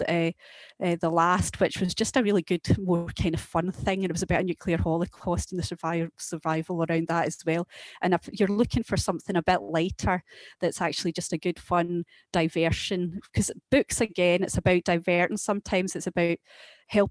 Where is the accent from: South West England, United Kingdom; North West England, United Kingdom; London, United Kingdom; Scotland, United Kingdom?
Scotland, United Kingdom; Lanark; I was brought up in Lanark